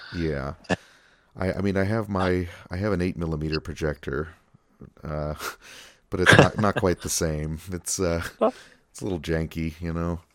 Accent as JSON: {"language": "English", "town": "Rochester", "region": "New York", "country": "United States", "tie": "born or raised there", "said": "my hometown Kodak"}